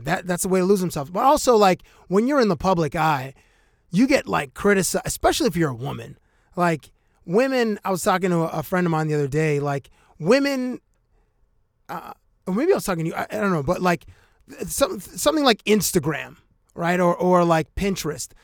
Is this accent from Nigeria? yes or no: no; Canada; as a Canadian, to go work in the United States